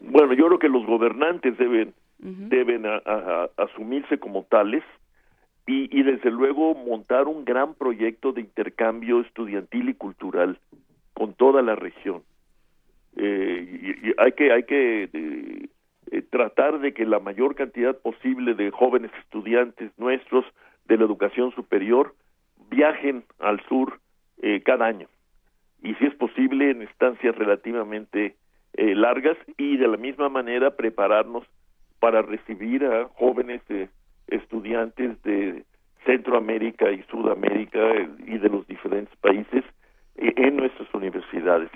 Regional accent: Mexico; viéndolo desde México como mexicanos

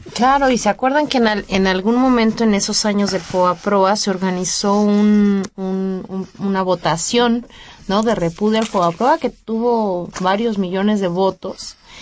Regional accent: Mexico; los mexicanos y los latinoamericanos en general tenemos amplia experiencia

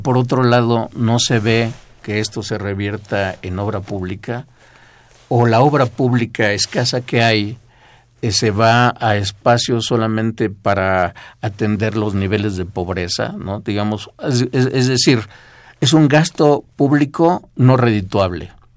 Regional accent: Mexico; somos la, población mexicana

